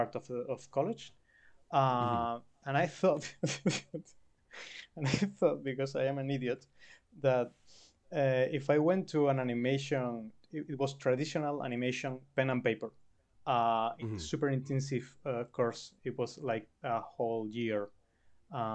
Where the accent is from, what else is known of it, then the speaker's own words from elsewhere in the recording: Canary Islands, Spain; moved away as an adult; now in Barcelona, Spain; I come from Canary Islands that are small islands in the Atlantic Ocean that are parts of Spain